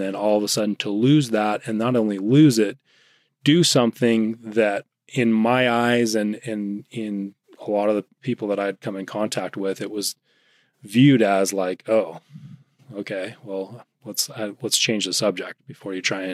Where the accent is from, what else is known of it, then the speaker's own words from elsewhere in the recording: Utah, United States; I grew up in Utah.